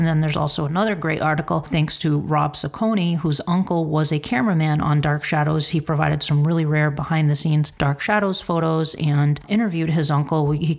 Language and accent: English; New England, United States; growing up in New England, I'm based in Massachusetts